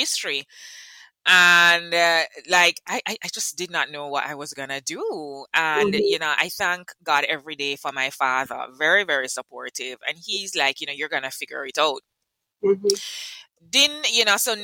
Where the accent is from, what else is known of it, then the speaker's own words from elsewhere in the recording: Kingston, Jamaica; I am from Kingston, and I have been in HR since 1999